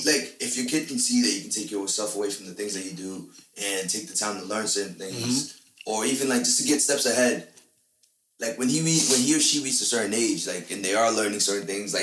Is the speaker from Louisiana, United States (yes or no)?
no; the Bay Area, California, United States; I'm from the Bay.